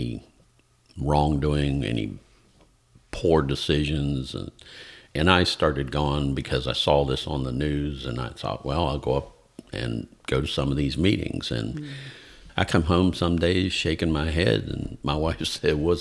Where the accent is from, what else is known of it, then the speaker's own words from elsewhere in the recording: Pennsylvania, United States; moved away as an adult; now in Georgia, United States; I was born and raised about an hour and a half east of Pittsburgh, Pennsylvania. So the western part of the state, but more towards the south of the state.